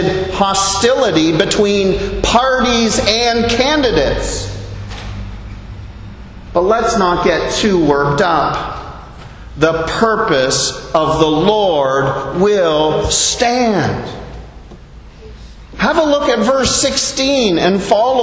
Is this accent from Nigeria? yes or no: no; Canada; moved away as an adult; now in Bahamas; as a Canadian living here in the Bahamas for nearly